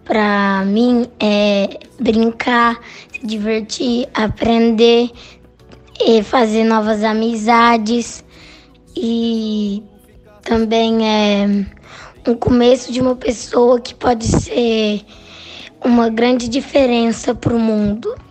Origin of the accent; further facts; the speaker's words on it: Uberlândia, Minas Gerais, Brazil; eu tenho 9 anos eu sou da cidade de, de Uberlândia